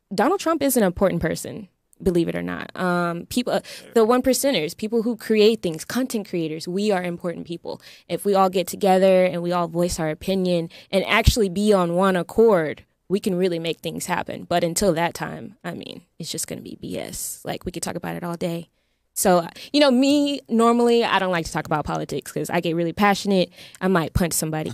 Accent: Texas, United States; also born or lived in California; now in Los Angeles, United States; I was born in California, so you know, but we lived in Texas

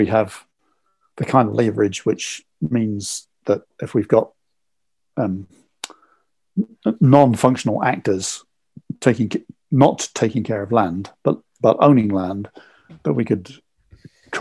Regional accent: England, United Kingdom; I'm English

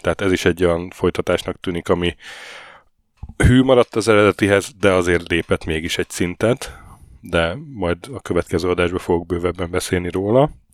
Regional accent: Hungary; moved away; jöttem haza egy hétre

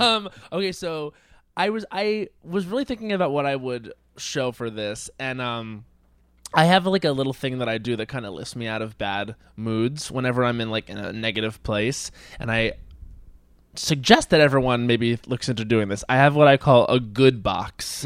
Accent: Long Island, New York, United States; moved away; I'm from Long Island

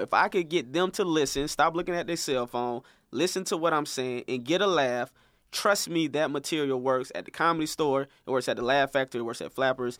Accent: St. Petersburg, Florida, United States; moved away; also born or lived in Atlanta; this movie producer who's actually from my hometown, St. Pete.

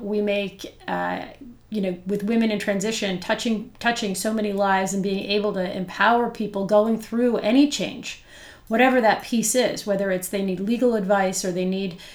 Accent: Kingston, Ontario, Canada; I am from Kingston

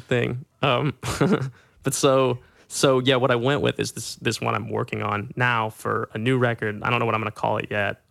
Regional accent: Little Rock, Arkansas, United States; moved away; my best friends in Little Rock

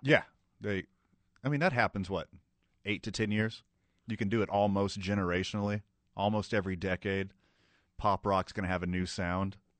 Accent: Houston, Texas, United States; now in Indianapolis, United States; I was from Houston

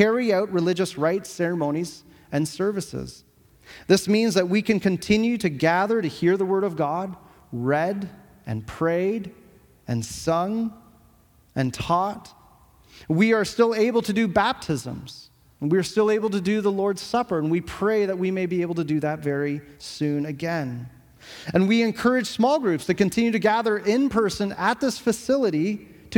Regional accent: Canada; as citizens of Canada in this country

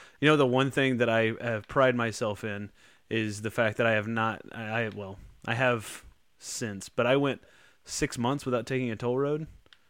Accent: Dallas, Texas, United States; I'm from Dallas.

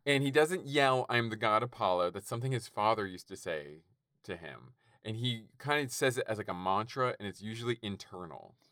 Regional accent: Canada; I'm Canadian

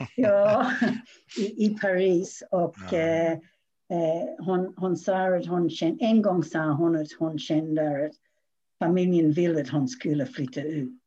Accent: Australia; Swedish is a second language; now in Sweden; jag har bott i Sverige väldigt länge men jag kommer ursprungligen från Australien

